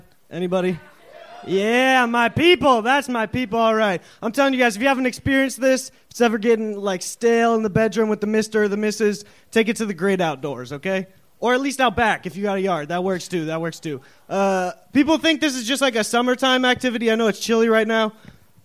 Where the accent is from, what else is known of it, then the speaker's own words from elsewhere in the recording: Arizona, United States; also born or lived in Seattle, Washington; now in Boston, United States; I was born in Arizona. I grew up in Arizona a lot and in Seattle